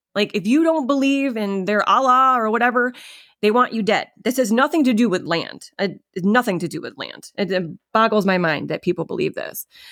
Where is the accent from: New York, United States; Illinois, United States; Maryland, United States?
New York, United States; upstate; I live in upstate New York, And for people that don't know about New York, you tell people, "I'm from New York." They immediately think you're from the city. I am not from the city